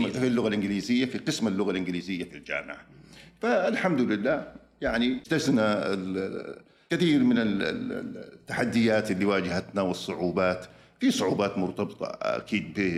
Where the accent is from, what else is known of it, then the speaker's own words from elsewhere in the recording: Saudi Arabia; moved away as an adult; also born or lived in Michigan, United States; عدت للمملكه العربيه السعوديه